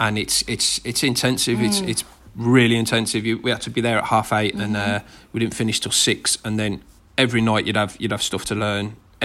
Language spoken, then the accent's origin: English; Birmingham, West Midlands, United Kingdom; accent: thick Brummie; my thick Brummie accent